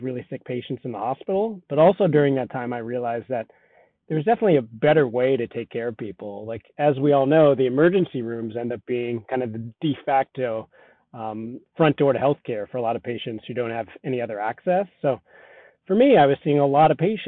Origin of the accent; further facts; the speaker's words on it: Southern California, United States; also born or lived in Colorado; I grew up in Southern California, but ended up out in Colorado for undergrad